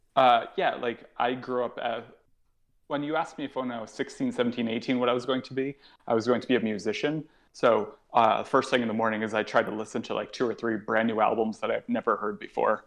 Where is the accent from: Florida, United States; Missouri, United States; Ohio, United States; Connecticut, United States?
Connecticut, United States; New Haven; moved away as an adult; now in New York, United States; an improv show that was coming to my hometown. I'm from New Haven, Connecticut